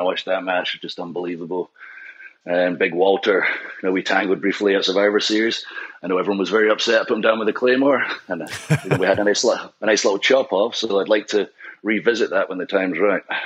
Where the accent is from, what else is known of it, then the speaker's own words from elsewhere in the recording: Scotland, United Kingdom; with ICW in Scotland being Scottish